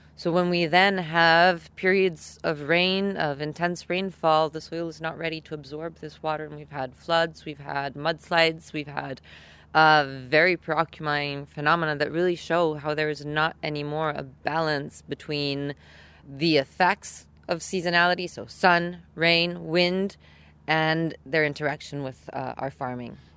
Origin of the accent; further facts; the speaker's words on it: Italy; I come from Italy